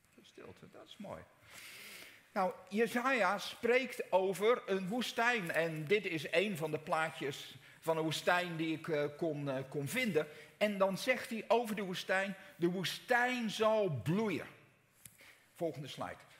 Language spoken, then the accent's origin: Dutch; Netherlands; wij zijn Nederlanders